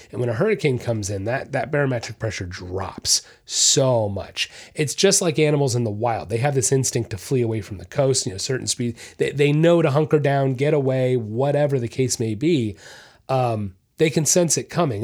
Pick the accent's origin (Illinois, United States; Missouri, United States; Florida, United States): Florida, United States; Orlando; I'm from Orlando, that's where I was raised